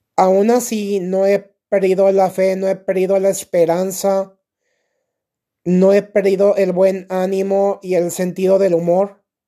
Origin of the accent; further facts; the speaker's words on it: Mexico; Aquí en mi país, México